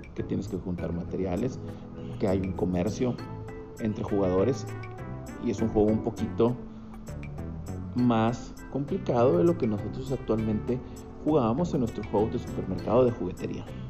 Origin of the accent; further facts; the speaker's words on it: Monterrey, Nuevo León, Mexico; soy originario de Monterrey, Nuevo León